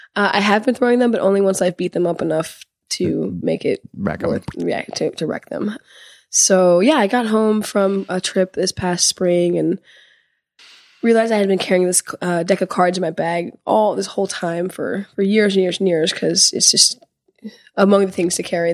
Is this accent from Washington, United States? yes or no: yes; Seattle, Washington, United States; I'm from Seattle